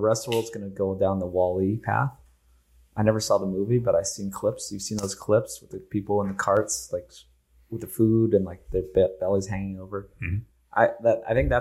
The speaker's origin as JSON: {"language": "English", "region": "Hawaii", "country": "United States", "also_born_or_lived": "California", "moved": "yes", "lives_now": "Austin, United States", "said": "I'm from Hawaii. Though. I'm not from California."}